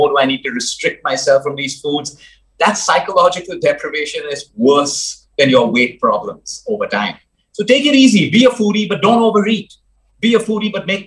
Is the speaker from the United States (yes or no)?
no; Goa, India; moved away as an adult; I grew up in Goa. School was in Goa. College was in Goa as well before I moved abroad.